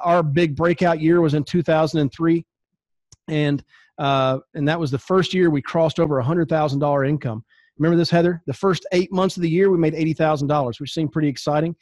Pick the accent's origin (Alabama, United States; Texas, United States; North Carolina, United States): North Carolina, United States; I grew up in North Carolina